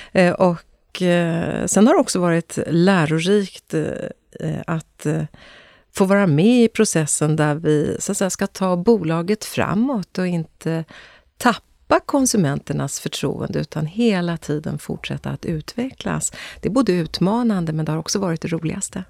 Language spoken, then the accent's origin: Swedish; Östergötland, Sweden; Vi är ju östgötar i min familj